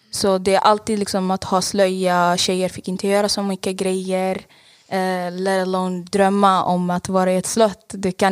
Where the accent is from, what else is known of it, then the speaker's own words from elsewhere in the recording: Saudi Arabia; Eh, jag är 24 år gammal och jag är född och uppväxt i Saudiarabien. Mina föräldrar flydde till Saudiarabien för det var krig i Eritrea, så jag är eritreansk.